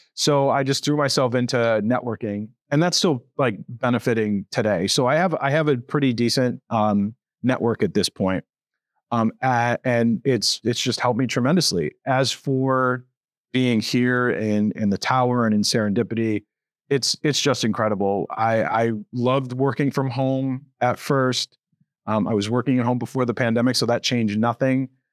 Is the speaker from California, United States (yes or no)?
no; Connecticut, United States; moved away as an adult; now in Buffalo, United States; I'm not from Buffalo. I'm from Connecticut